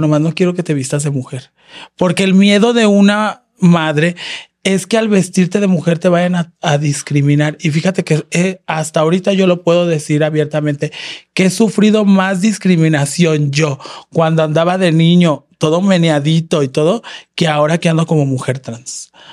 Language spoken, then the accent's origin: Spanish; León, Guanajuato, Mexico; now in Guadalajara, Mexico; yo soy de León, Guanajuato